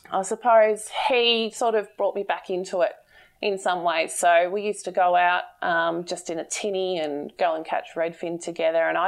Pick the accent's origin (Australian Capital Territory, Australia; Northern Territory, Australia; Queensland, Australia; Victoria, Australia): Victoria, Australia; Bendigo; I'm from Bendigo.